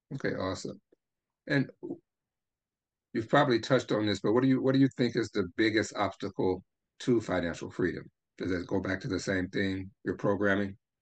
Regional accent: Memphis, Tennessee, United States; I grew up in Memphis, Tennessee

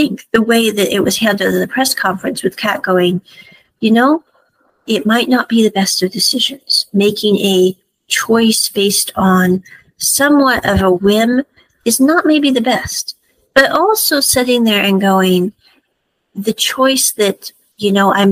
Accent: Midwest, United States; I grew up in the Midwest

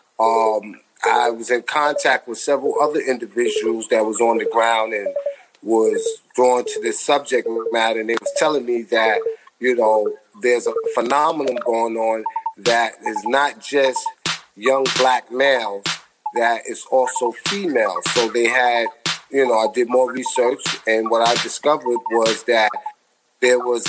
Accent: New York City, New York, United States; I'm from Hustlin' Harlem

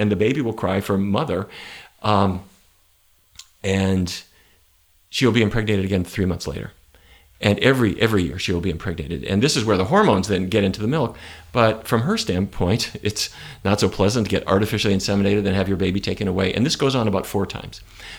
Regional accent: North Dakota, United States; Where I grew up in North Dakota, beef were what's for dinner.

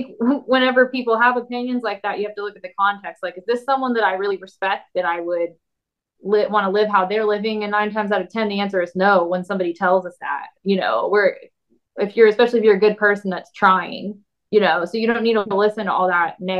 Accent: Tulsa, Oklahoma, United States; also born or lived in Nashville; my hometown, and which was Tulsa

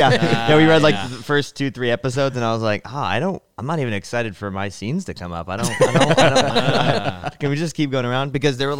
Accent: United States; I'm American

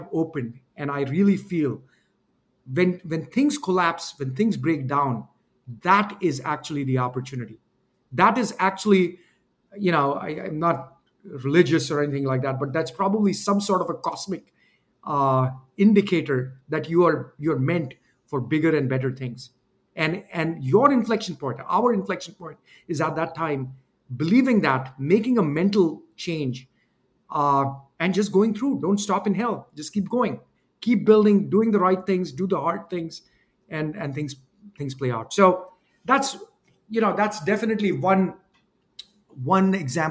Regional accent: India; moved away as an adult; also born or lived in Wisconsin, United States; I came from India

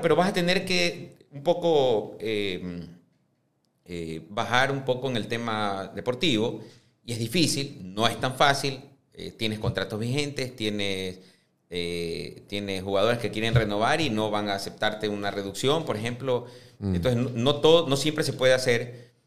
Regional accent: Ecuador; siendo ecuatorianos

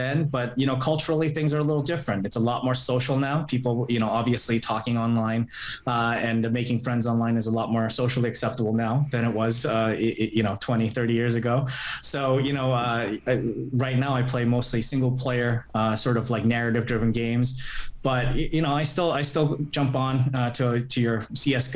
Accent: Canada; moved away as an adult; also born or lived in Hong Kong / New York; I'm Canadian

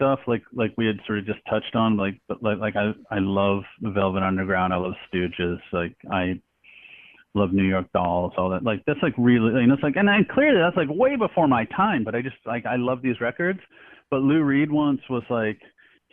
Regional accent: Canada; moved away; I'm Canadian by birth. So I grew up on a lot of Canadian punk rock and hardcore

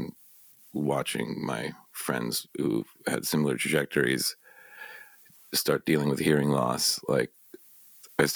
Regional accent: New York City, New York, United States; also born or lived in Brooklyn, New York; I've been in New York my whole life. I grew up in Upper Manhattan, Spanish Harlem-ish

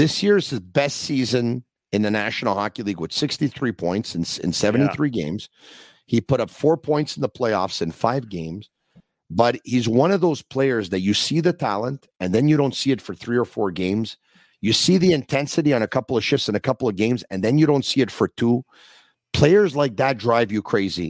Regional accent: Quebec, Canada; we're very passionate people, us Quebecers

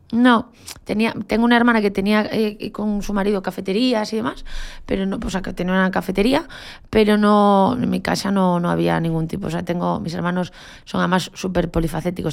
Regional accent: Galicia, Spain; moved away; como buena gallega, y yo soy de un pueblo de Galicia

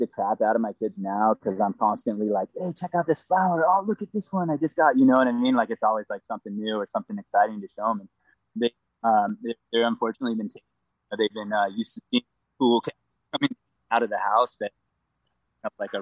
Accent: Vista, California, United States; also born or lived in Oceanside, California; I honestly grew up in Vista. I went to Vista High, you know, Oceanside, all that stuff.

